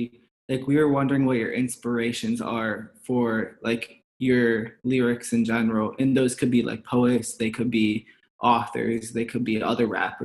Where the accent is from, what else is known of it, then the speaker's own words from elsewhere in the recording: Chicago, Illinois, United States; yeah, we're both from Chicago.